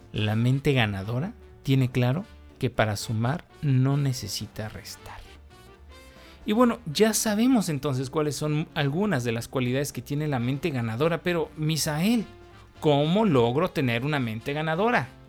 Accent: Mexico; yo soy mexicano

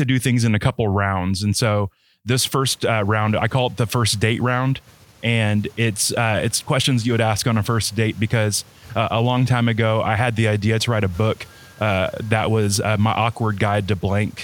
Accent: Florida, United States; also born or lived in Texas; I was born in Texas, but raised in Florida my whole life.

